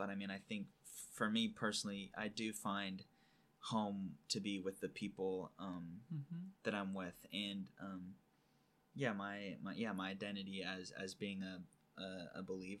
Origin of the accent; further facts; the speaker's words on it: California, United States; well, screw it, I'm from California, you know.